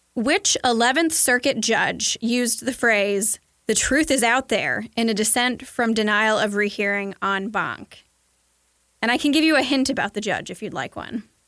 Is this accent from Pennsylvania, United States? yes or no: no; Kentucky, United States; I'm from Kentucky